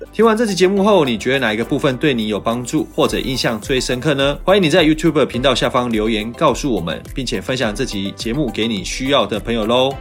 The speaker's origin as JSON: {"language": "Chinese", "country": "Taiwan", "said": "我们台湾人"}